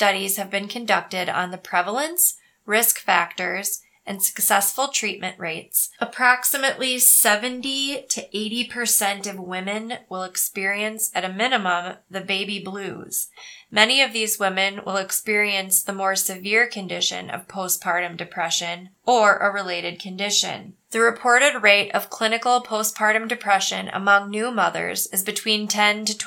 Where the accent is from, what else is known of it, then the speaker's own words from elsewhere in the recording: Cannon Falls, Minnesota, United States; when I was a kid growing up in Cannon Falls